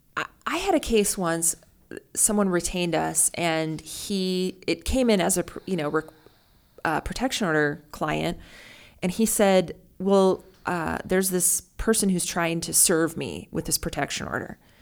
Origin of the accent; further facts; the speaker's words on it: North Dakota, United States; now in Omaha, United States; I grew up in North Dakota also